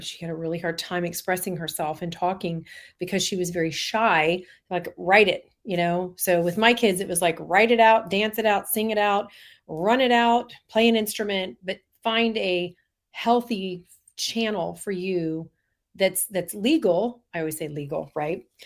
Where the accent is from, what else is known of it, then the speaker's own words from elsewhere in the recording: Orlando, Florida, United States; I grew up in Orlando